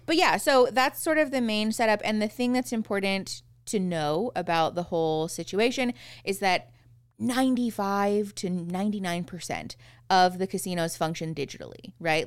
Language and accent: English; Phoenix, Arizona, United States; moved away as an adult; now in Tucson, United States; Erin and I grew up in Phoenix